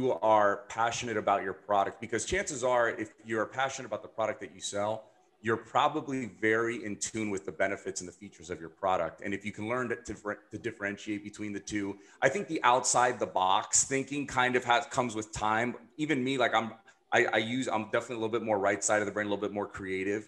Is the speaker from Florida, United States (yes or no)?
yes; Miami, Florida, United States; I'm from Miami